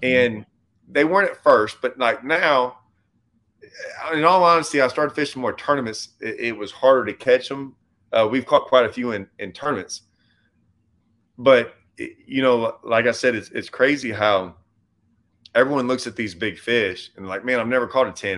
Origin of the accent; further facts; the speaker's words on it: Lake Livingston, Texas, United States; also born or lived in Nacogdoches, Texas; I grew up on Livingston